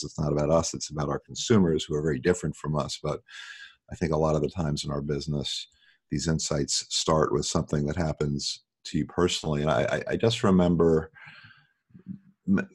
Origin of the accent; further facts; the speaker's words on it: New York, United States; moved away as an adult; now in Los Angeles, United States; I live in Los Angeles. I grew up in New York.